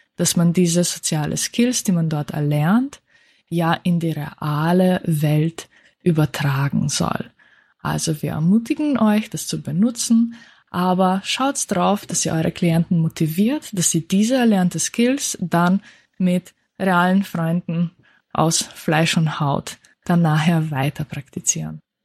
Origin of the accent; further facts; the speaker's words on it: Slovenia; moved away; da wo ich herkomme